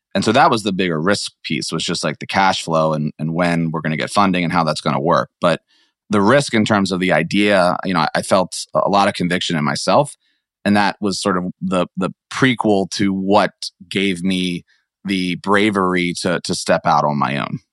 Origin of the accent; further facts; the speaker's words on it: Maryland, United States; moved away as an adult; also born or lived in San Francisco / Atlanta; I grew up in Maryland.